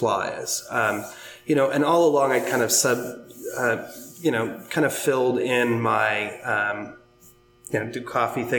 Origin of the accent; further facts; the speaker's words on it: Pacific Northwest, United States; now in Philadelphia area, United States; I'm originally from the Pacific Northwest